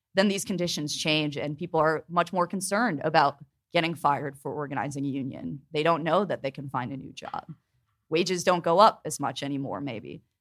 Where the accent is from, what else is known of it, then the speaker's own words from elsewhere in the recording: Pittsburgh, Pennsylvania, United States; I'm from Pittsburgh